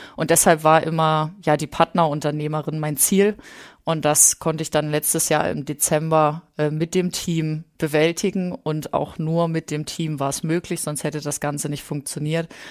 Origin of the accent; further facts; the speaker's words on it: Thuringia, Germany; moved away as an adult; also born or lived in Leipzig; Also wir kommen ursprünglich aus Thüringen